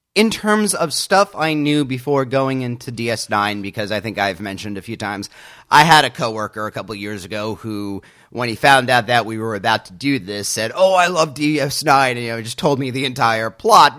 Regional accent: United States; I as an American

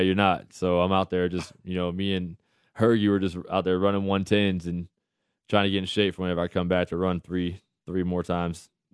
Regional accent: United States; as an American

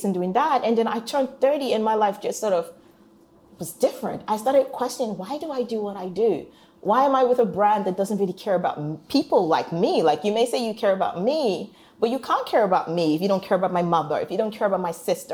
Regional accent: Warri, Delta, Nigeria; moved away; I'm not even a girl from the posh part of Nigeria. People know about Lagos. I'm from Warri

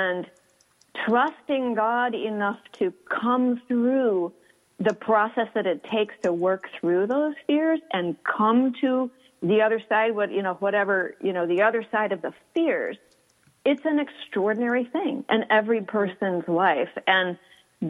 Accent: Houston, Texas, United States; moved away; I am from Houston and I love my hot weather

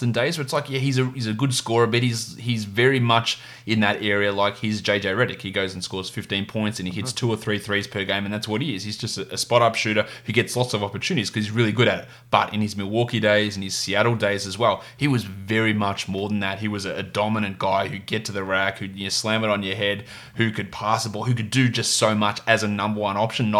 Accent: Victoria, Australia; my home country, my home state of Victoria here in Australia

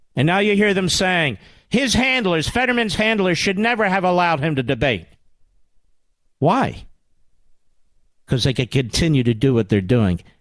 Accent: Pennsylvania, United States; I'm from Pennsylvania

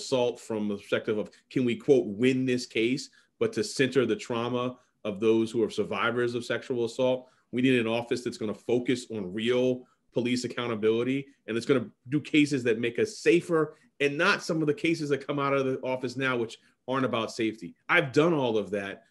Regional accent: New York City, New York, United States; I'm a lifelong Manhattanite, lived in Central Harlem and other parts of Harlem for my entire life

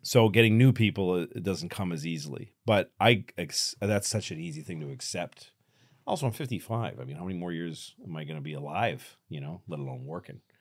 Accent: Newton, Massachusetts, United States; we grew up in the same town. I'm from Newton, uh, Massachusetts.

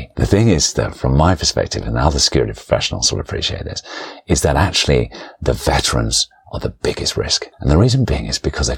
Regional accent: London, United Kingdom; I grew up around Forest Hill

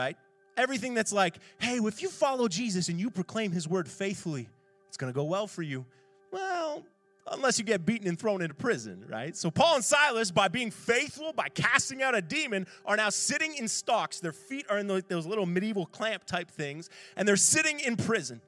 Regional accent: Ontario, Canada; now in Halifax, Canada; I grew up playing hockey in Schaumburg, Ontario

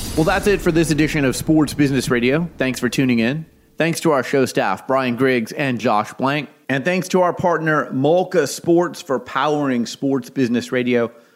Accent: Phoenix, Arizona, United States; I grew up in Phoenix, Arizona

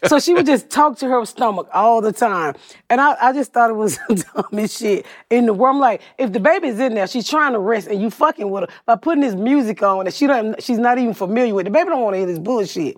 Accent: Atlanta, Georgia, United States; moved away; also born or lived in Plainfield, Indiana; I'm from Atlanta. I'm from the South

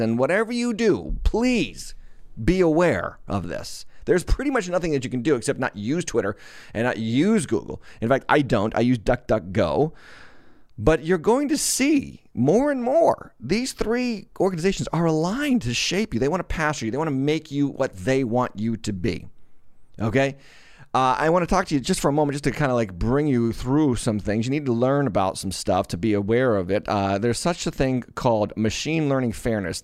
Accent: Massachusetts, United States; I was born in Massachusetts

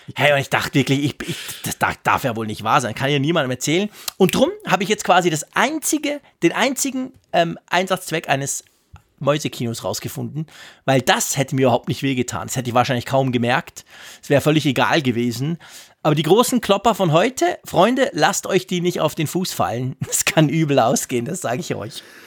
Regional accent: Switzerland; ich bin ein Schweizer

